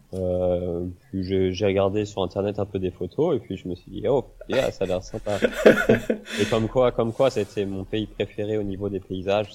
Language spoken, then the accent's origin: French; Rennes, Brittany, France; moved away as an adult; je suis parti de Bretagne, euh, de Rennes